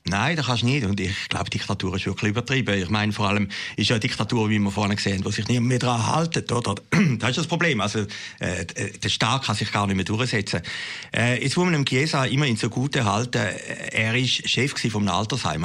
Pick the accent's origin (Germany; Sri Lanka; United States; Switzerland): Switzerland; near Schaffhausen; in meinem äh, Leitblatt in den Schaffhausen Nachrichten gestern, dass der Regierungspräsident, der ist mit mir noch in die Schule gegangen